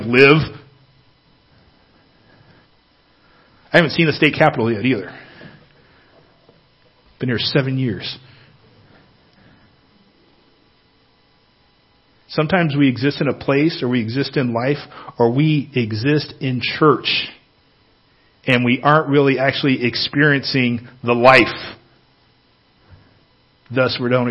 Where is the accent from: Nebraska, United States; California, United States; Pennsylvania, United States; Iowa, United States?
California, United States; Northern; moved away; I grew up in California, Northern California